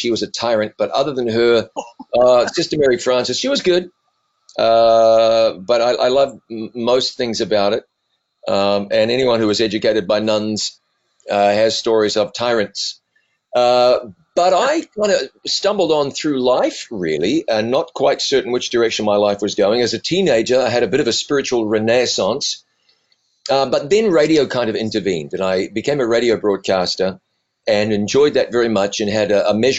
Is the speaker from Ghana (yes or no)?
no; New Zealand; So my accent has been moderated over time. Raised in New Zealand, blue collar family, blue collar town, got out of high school, college, radio.